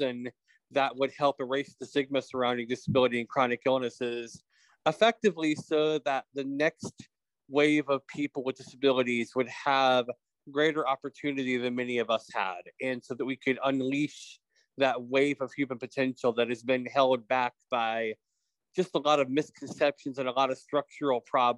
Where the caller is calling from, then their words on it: Texas, United States; I am joining you from East Texas today. So I do travel around a bit. And my background was, you know, I grew up blind